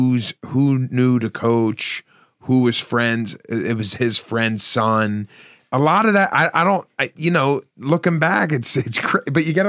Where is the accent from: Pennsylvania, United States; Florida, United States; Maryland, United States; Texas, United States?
Pennsylvania, United States; Philadelphia; I played a lot of organized sports, where the parent was the coach growing up in South Philly